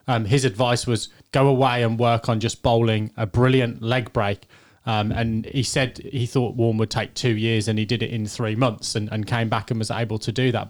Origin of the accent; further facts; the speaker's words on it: England, United Kingdom; as an Englishman